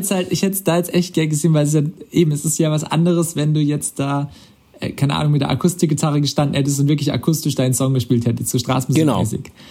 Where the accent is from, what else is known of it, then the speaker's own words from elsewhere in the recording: Karlsruhe, Baden-Württemberg, Germany; now in Swabia, Germany; in meinem Ursprungsheimatort ist Karlsruhe. Das ist dann wieder badisch